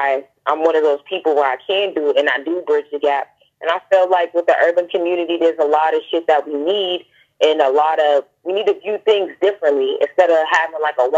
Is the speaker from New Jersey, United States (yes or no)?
no; Boston, Massachusetts, United States; also born or lived in Indiana; I'm from Dorchester.